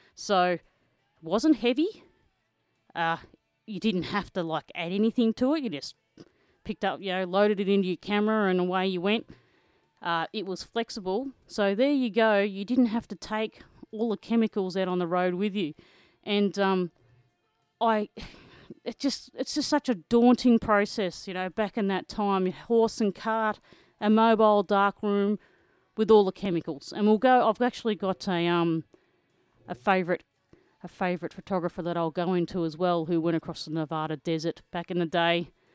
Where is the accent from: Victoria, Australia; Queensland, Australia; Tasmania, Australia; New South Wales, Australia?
Victoria, Australia; Kerang; Kerrang, Victoria, my hometown